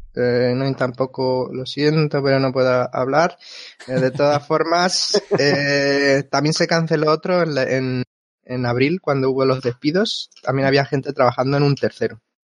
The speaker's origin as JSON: {"language": "Spanish", "town": "Albacete", "region": "Castilla-La Mancha", "country": "Spain", "also_born_or_lived": "Japan", "moved": "as an adult", "lives_now": "Vancouver, Canada", "said": "de dónde vengo, soy de, Albacete"}